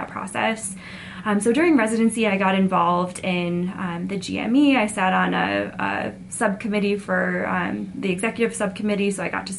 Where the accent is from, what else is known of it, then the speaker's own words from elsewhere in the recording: Buffalo, New York, United States; moved away as an adult; also born or lived in Connecticut; now in Utah, United States; I was in Buffalo both for undergrad and medical school, grew up in Buffalo